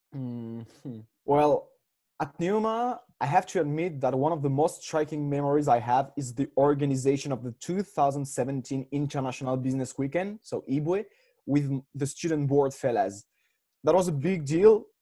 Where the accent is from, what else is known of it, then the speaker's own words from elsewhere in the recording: France; moved away as an adult; also born or lived in Switzerland / Reims, France / Dublin, Ireland; now in Berlin, Germany; I come from France, but I'm half French, half Swiss.